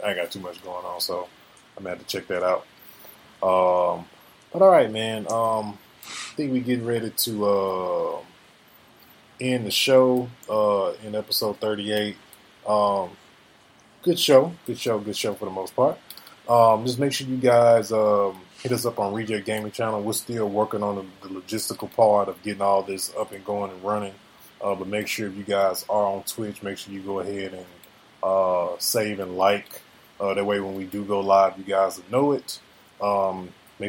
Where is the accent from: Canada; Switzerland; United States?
United States; the South; I'm from the South